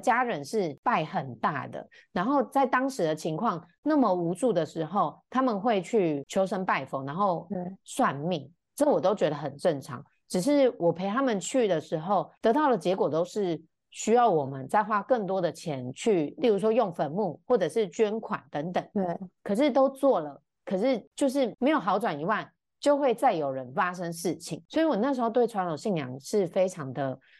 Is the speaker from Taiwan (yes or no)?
yes; Chiayi, Taiwan; also born or lived in Taipei; 我在我八个月大的时候，我爸跟我妈妈就离婚，那我爸就带着我从台北回到嘉义，因为我的阿嬷是住在嘉义，那我嗯。就从小跟我阿嬷跟我爸爸一起生活长大